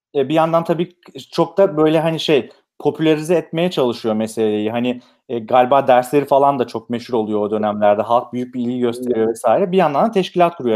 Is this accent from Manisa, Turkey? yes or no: yes; Manisa, Turkey; Ben Manisa'lıyım